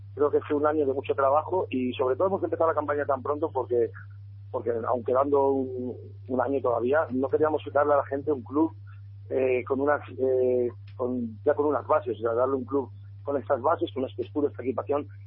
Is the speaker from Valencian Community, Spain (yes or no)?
no; Salamanca, Castile and León, Spain; es nuestra ciudad